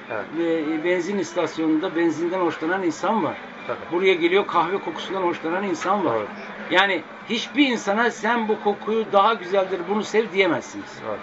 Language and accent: Turkish; Akşehir, Konya, Turkey; now in Istanbul, Turkey; ben Akşehirliyim.